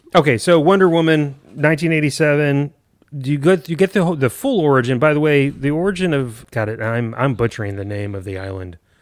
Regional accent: San Antonio, Texas, United States; growing up in San Antonio

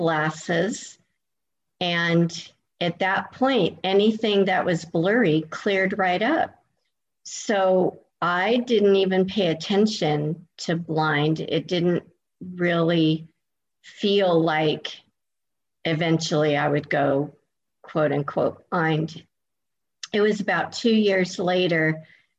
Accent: California, United States; moved away as an adult; now in Florida, United States; I am originally from California, and I moved across the country all the way to Florida about 17 years ago

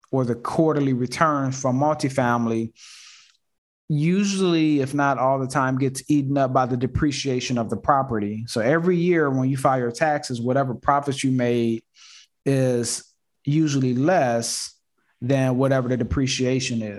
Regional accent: Houston, Texas, United States; also born or lived in Detroit; I'm from Houston and Detroit. So I've been back and forth my basically in my entire life.

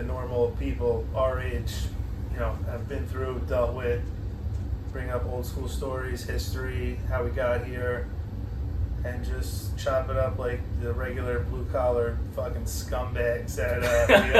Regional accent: Westchester, New York, United States; moved away as an adult; now in Florida, United States; Westchester, New York. It's a long way from here, but I lived in Westchester, grew up there, born and raised, regular upbringing, you know, just two parents, work, whatever, and had a good upbringing, school, you know, good friends, good times. Moved down to Florida

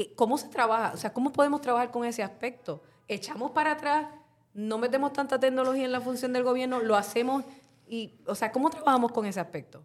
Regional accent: Carolina, Puerto Rico; mi pueblo de Carolina

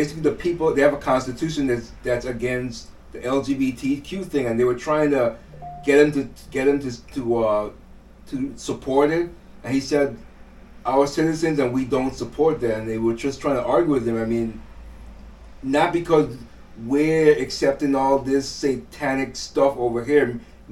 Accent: U.S. Virgin Islands; I grew up in St. Thomas

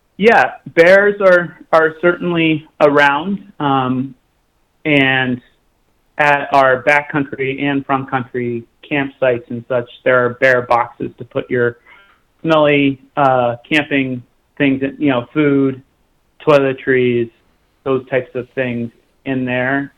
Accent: Oklahoma, United States; moved away; I grew up in Oklahoma and we didn't have insulated boots um, because it didn't snow there very

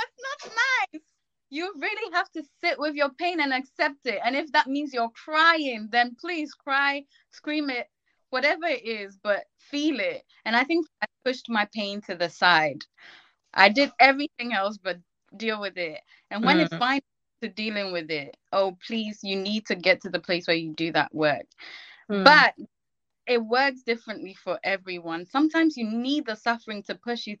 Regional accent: Ghana; now in United Kingdom; I grew up in Ghana, so when I went to school in Ghana

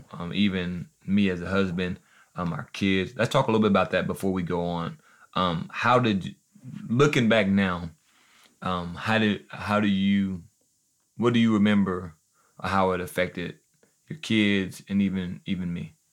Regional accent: Joplin, Missouri, United States; We're from Joplin, Missouri

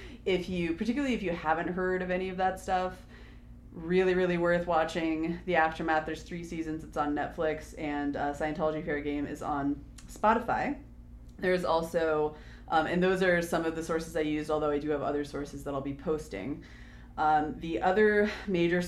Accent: Hopewell, Washington, United States; my hometown of Hopewell, Washington, which is a slightly even smaller town

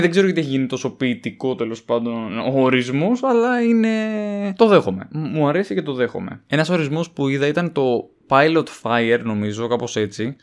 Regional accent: Paros, South Aegean, Greece; Στο χωριό μου τώρα στην Πάρο

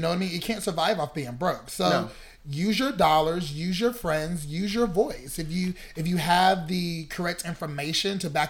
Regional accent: North Carolina, United States; moved away as an adult; now in Chicago, United States; I'm from North Carolina, so that's South.

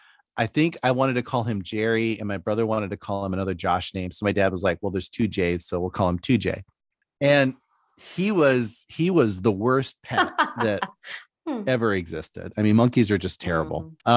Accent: Philippines; You know, growing up in the Philippines was a little nuts.

